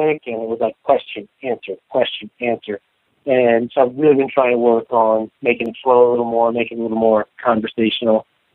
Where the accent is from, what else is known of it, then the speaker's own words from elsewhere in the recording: the South, United States; I grew up in the South